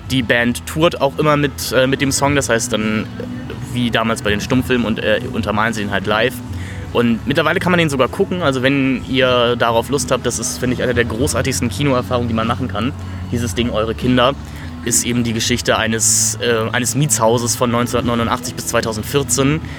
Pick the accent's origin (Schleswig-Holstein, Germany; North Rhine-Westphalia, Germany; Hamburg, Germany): Hamburg, Germany; Nee, ich, wie gesagt, ich komme aus Hamburg, ich hasse Menschen, die winken.